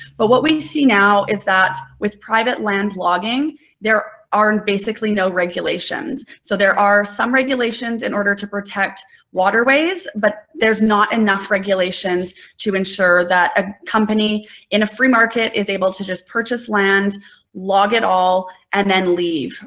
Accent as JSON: {"language": "English", "town": "Nelson", "region": "British Columbia", "country": "Canada", "tie": "born or raised there", "said": "I grew up in Nelson."}